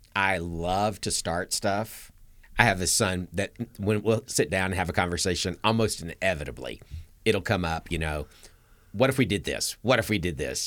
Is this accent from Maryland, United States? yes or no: no; Atlanta, Georgia, United States; I grew up in Atlanta.